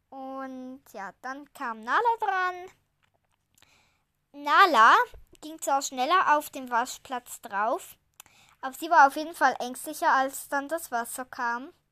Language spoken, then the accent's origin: German; Switzerland; Also wir sagen ja Eile mit Weile, weil ja, ich komme ja aus der Schweiz. Eile mit Weile sagt man da so schön.